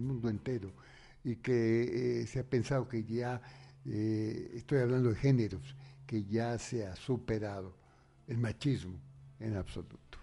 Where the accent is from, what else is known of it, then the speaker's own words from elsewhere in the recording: Spain; now in Ecuador; En realidad yo soy español ecuatoriano. Español